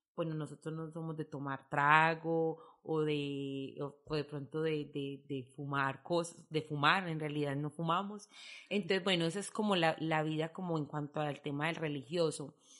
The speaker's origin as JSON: {"language": "Spanish", "town": "Medellín", "region": "Antioquia", "country": "Colombia", "first_language": "Spanish", "moved": "as an adult", "lives_now": "Izarra, Spain", "said": "de donde soy yo de Medellín"}